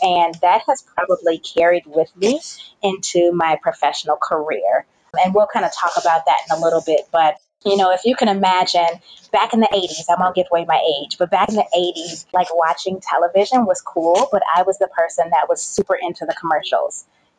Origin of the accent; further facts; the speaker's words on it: Chicago, Illinois, United States; accent: Southern twang; So I am from Chicago, which is where I currently reside. Don't mind the accent. I went to school in Southern Illinois and picked up like a Southern twang. So people are never really sure where I am from.